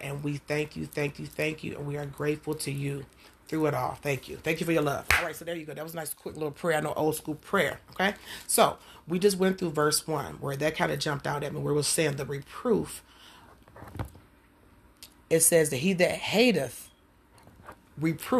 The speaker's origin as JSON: {"language": "English", "town": "Detroit", "region": "Michigan", "country": "United States", "tie": "born or raised there", "said": "growing up in Jewish Missionary Baptist Church in Detroit, Michigan"}